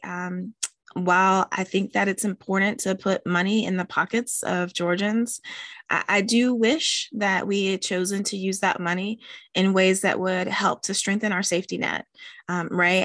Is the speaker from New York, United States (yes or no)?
no; West Virginia, United States; my home state of West Virginia